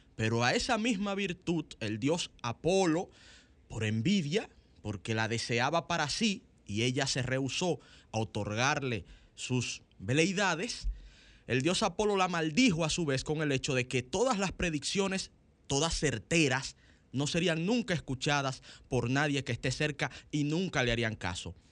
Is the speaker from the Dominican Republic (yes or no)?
yes; Dominican Republic; los dominicanos